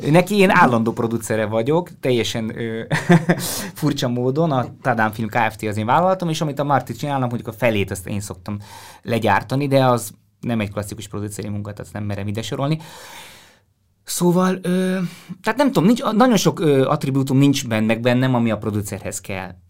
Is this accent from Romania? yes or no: no; Strasbourg, Grand Est, France; born there; Én, én a francia kultúrából jöttem először, tehát Strasbourgban is születtem, meg az volt az első idegennyelv, amit jobban beszéltem